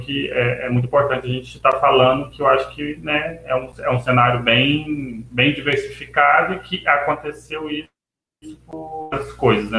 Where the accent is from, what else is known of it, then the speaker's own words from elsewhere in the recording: Catalão, Goiás, Brazil; also born or lived in Niterói; eu sou de Catalão, Goiás